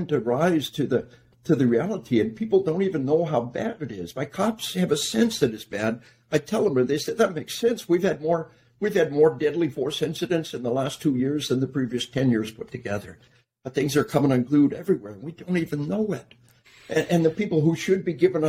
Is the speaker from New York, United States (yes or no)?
no; Arkansas, United States; We are from Arkansas